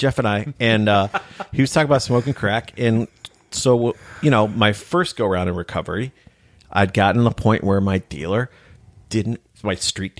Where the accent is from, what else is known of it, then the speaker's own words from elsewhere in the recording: Ireland; I'm pale, I'm Irish, I'm a writer, and I'm an alcoholic.